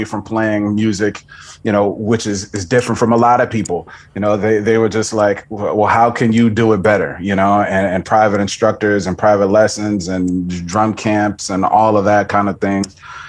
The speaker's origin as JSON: {"language": "English", "town": "Houston", "region": "Texas", "country": "United States", "said": "Yeah, I'm originally from Houston, Texas, like right in the middle of it."}